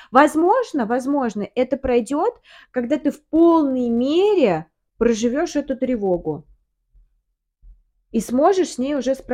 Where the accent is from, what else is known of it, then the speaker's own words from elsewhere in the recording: Samara, Samara Oblast, Russia; also born or lived in Moscow; Да. Наш родной город. А в Самару мы приехали